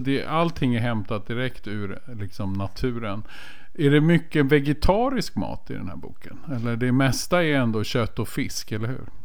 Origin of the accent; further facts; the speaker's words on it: Stockholm, Stockholm County, Sweden; jag har ju redan avslöjat mig som stockholmare